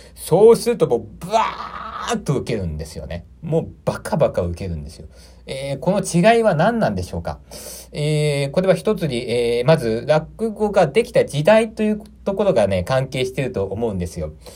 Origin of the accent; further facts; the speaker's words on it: Aichi, Japan; moved away as an adult; also born or lived in Tokyo; 私は、愛知県の生まれでございまして